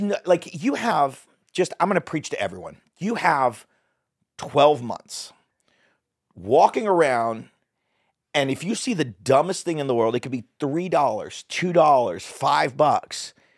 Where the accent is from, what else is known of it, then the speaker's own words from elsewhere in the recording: Dallas, Texas, United States; also born or lived in Hollywood, California; now in Bentonville, United States; I grew up in Texas. People are super sweet there, but it was still a big ta- big city. I lived in the middle of Dallas